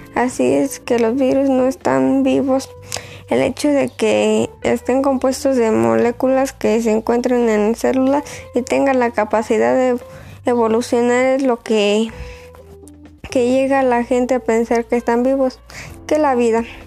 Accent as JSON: {"language": "Spanish", "town": "Boquillas", "country": "Mexico", "said": "Soy de Boquillas"}